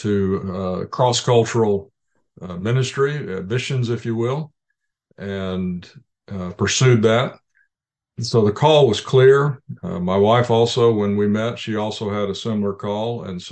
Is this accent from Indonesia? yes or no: yes; Indonesia; born there; I was born in Indonesia to missionary parents.